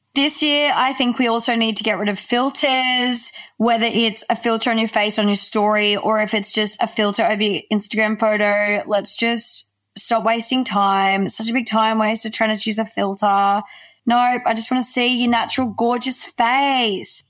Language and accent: English; Australia; we're Australian, we add like the E I onto the end of the word